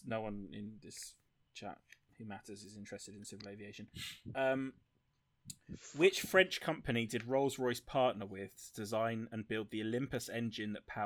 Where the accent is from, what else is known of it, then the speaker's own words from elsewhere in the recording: southern England, United Kingdom; I'm a dirty southerner